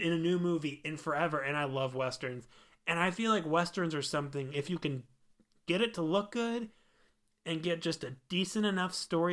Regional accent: Missouri, United States; We are bumpkins from Missouri

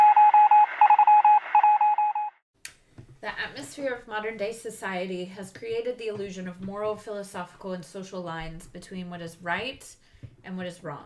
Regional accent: United States; I'm American

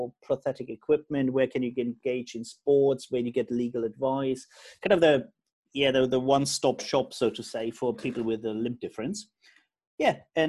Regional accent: Germany; I'm originally from Germany

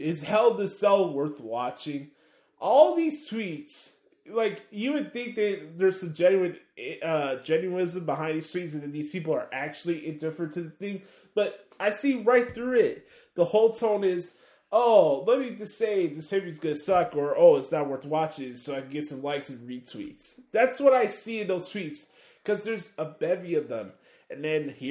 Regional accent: Chicago, Illinois, United States; I'm from Chicago

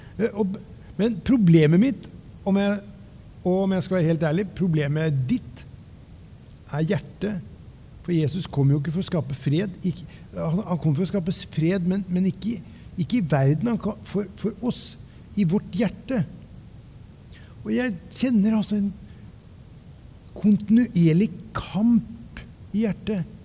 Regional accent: Ørje, Østfold, Norway; satte meg på kne i stua hjemme i Ørje

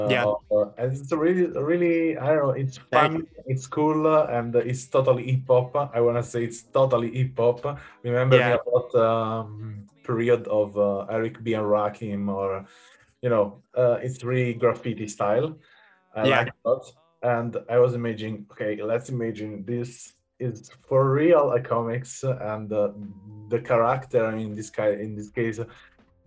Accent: Naples, Campania, Italy; I'm from Naples.

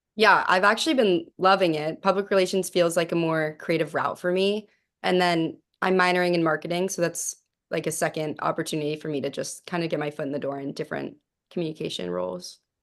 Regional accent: Pittsburgh, Pennsylvania, United States; moved away; I grew up in Pittsburgh

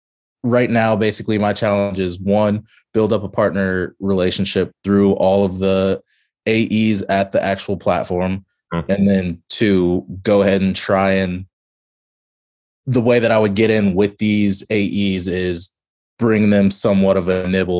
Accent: Kansas City, Missouri, United States; I'm from Kansas City, but it seems like mostly marketing groups

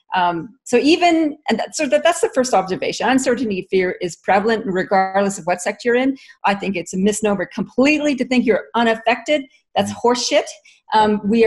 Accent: Canada; now in Australia; I'm Canadian originally, and I've been in Australia for since 1996

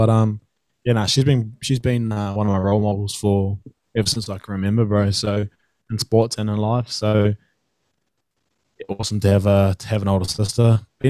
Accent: Oroa, Taranaki, New Zealand; It's a little town called Oroa. So South Taranaki, one of the main metros there is Hawera. I'm about 20 minutes west of that, towards around the coast there.

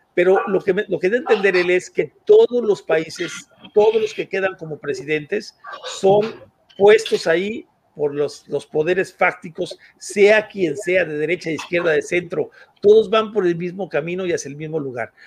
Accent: Mexico; nosotros como México

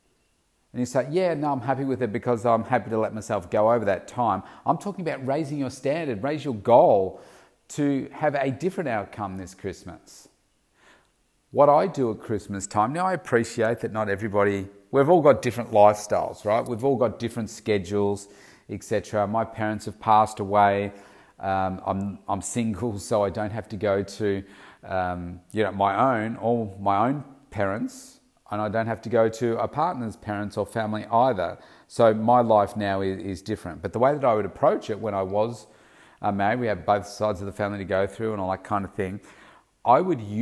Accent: Melbourne, Victoria, Australia; Certainly here in my hometown of Melbourne, it can get really, really hot in February.

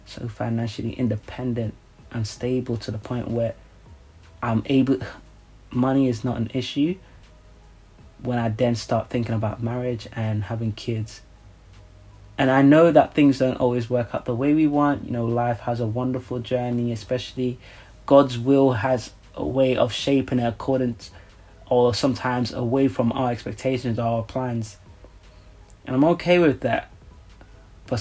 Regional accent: Nigeria; I'm from Nigeria

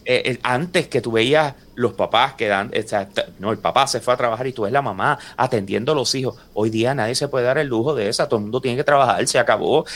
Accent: Puerto Rico; nosotros somos puertorriqueños

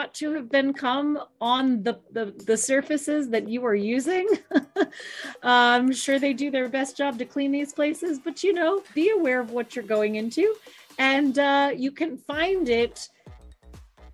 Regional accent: East Coast of the United States, United States; I grew up somewhat on the East Coast of the United States

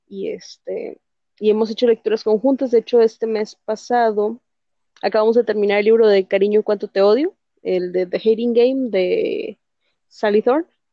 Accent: Mexico; Soy de México

